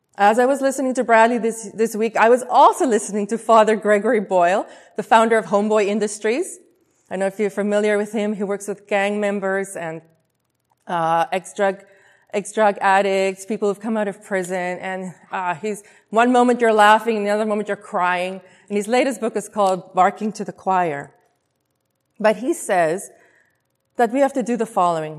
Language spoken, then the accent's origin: English; South Africa; moved away as an adult; also born or lived in Taiwan; now in Vancouver, Canada; I was born and raised in South Africa